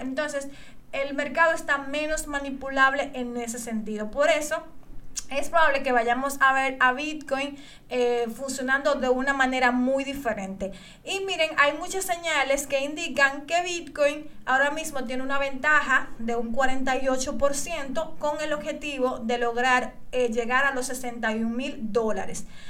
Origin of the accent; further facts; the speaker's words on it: Dominican Republic; yo aquí en mi país, República Dominicana